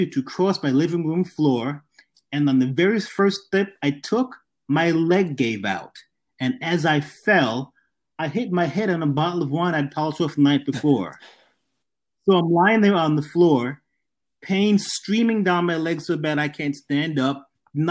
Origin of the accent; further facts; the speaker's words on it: New York City, New York, United States; The neighborhood that I grew up in Southeast Queens, was poor